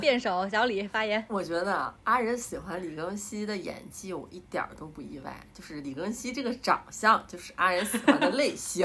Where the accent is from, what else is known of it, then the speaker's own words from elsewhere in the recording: Northeast China, China; moved away; 虽然我是东北人